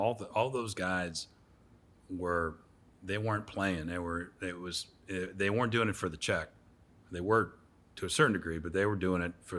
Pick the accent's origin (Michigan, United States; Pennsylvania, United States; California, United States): Pennsylvania, United States; No, I grew up in Pennsylvania.